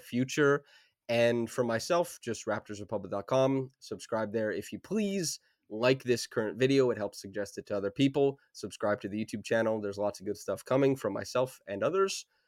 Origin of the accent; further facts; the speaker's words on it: Saskatchewan, Canada; moved away; I grew up in Saskatchewan, dog, so I had no access to, like, anything.